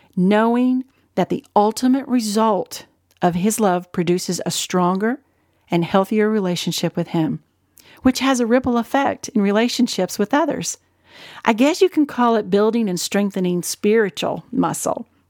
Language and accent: English; Ohio, United States; moved away as an adult; also born or lived in Arkansas; I was born and raised in Ohio and then moved with my family to Arkansas when I was barely out of high school